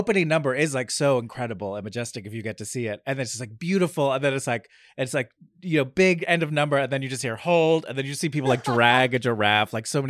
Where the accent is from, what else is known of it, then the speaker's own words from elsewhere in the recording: Red Bank, New Jersey, United States; I'm from New Jersey, a small town called Red Bank, New Jersey